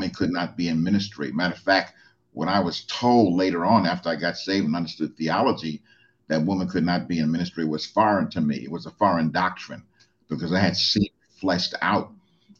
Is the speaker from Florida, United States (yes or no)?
no; New York City, New York, United States; I grew up in the 40 Project